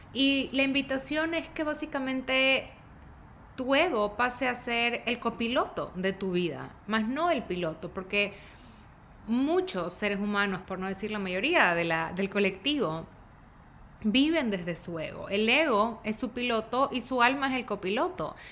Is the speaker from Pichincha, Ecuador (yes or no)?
no; Guayaquil, Guayas, Ecuador; now in Dallas, United States; tengo 35 años, soy de Guayaquil, de Ecuador, vivo en Dallas